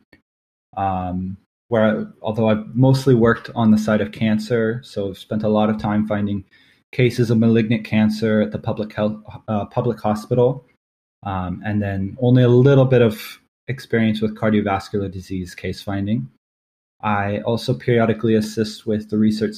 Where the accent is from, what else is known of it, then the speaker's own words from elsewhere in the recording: Portland, Oregon, United States; moved away as an adult; now in Barbados; I'm 27 years old and I'm from Portland, Oregon.